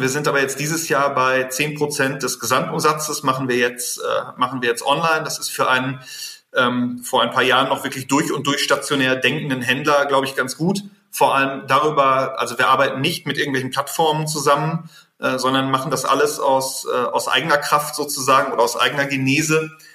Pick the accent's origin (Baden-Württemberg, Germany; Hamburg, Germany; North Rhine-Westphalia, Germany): North Rhine-Westphalia, Germany; ich bin Westfale